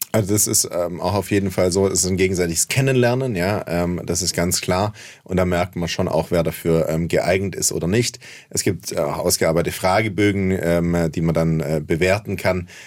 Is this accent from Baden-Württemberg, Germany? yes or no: yes; Heilbronn, Baden-Württemberg, Germany; auf dem Gaffenberg in Heilbronn, wo ich herkomme